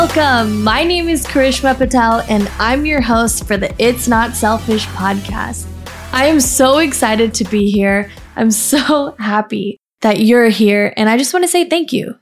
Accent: California, United States; moved away as an adult; also born or lived in India; now in Austin, United States; I grew up in California and lived there for about twenty-five years

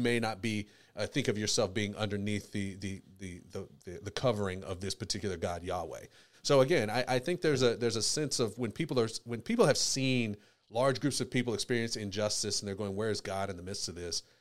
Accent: United States; I was born in America

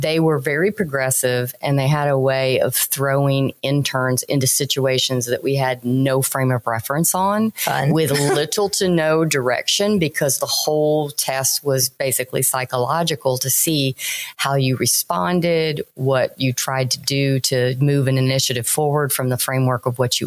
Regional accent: Louisiana, United States; moved away; also born or lived in Florida / Texas; I was born in Florida, raised in Louisiana. I've lived the longest in Texas

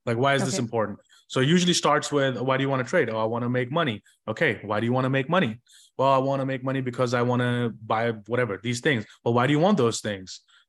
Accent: India; English is a second language; moved away; especially because I moved from India and it was a completely different country and everything for me.

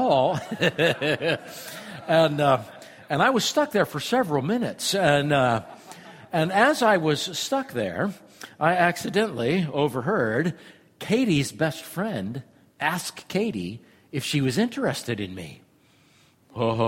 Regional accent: Iowa, United States; I'm from Iowa

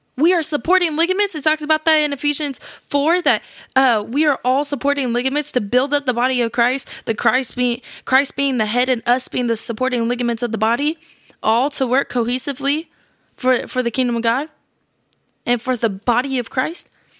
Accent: California, United States; I'm twenty-one years old. I'm from California.

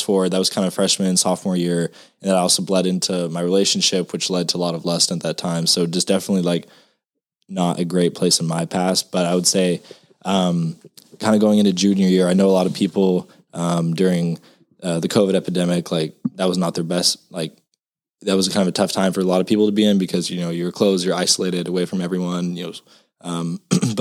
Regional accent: Madera, California, United States; moved away as an adult; now in Texas, United States; a little small town called Madera, California

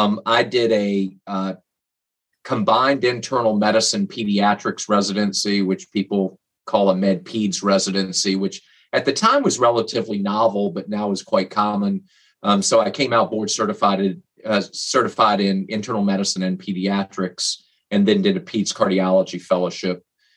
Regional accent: Virginia, United States; moved away as an adult; also born or lived in Augusta, Georgia; now in New Orleans, United States; I'm born and raised in Virginia, went to college at University of Richmond

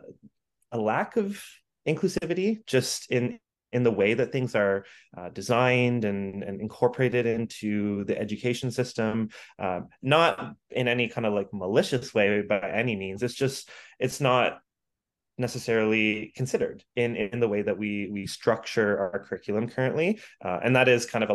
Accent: Ontario, Canada; moved away as an adult; now in Vancouver, Canada; I grew up in Ontario

